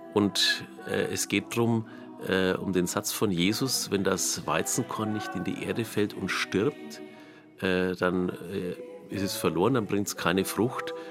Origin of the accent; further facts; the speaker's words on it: Nuremberg, Bavaria, Germany; accent: Middle Franconian, Knoblauchsland; first language Franconian; now in Lichtenau, Germany; mein Heimatort ist Almushof, das ist im Knoblauchsland, kürzer Kirchengemeinde Kraftshof